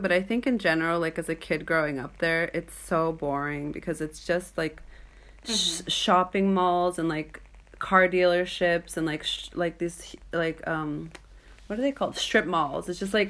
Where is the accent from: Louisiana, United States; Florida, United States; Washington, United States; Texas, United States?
Florida, United States; Pompano Beach; moved away as an adult; also born or lived in Japan / New York; now in Norway; growing up in South Florida